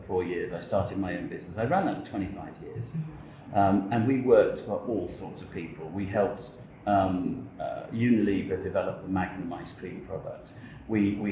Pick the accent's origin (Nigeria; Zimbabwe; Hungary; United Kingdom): United Kingdom; England; I'm English.